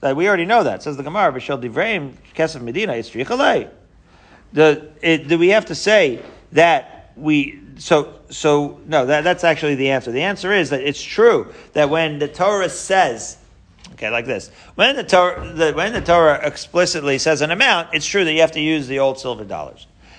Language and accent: English; Israel; I remember actually when I was growing up in Israel, we still had the lira.